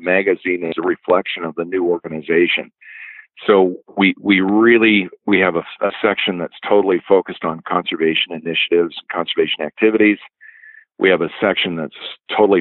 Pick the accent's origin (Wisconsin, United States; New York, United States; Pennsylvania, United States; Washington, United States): Washington, United States; Spokane; I was born and raised in Spokane